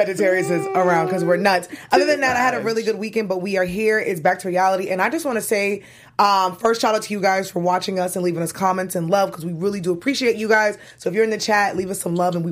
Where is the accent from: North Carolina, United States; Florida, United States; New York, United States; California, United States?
New York, United States; New York City; I am from Brooklyn and I'm a Brooklynite